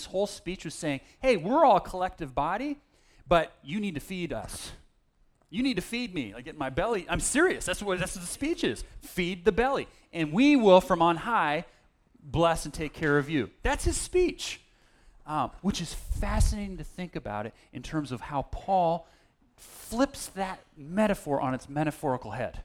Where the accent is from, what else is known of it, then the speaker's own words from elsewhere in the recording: Berkeley, California, United States; At the church I grew up in Berkeley